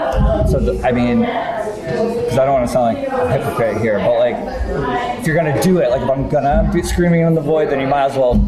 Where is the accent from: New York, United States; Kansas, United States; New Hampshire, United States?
New Hampshire, United States; Rye; now in Boston, United States; I grew up in Rye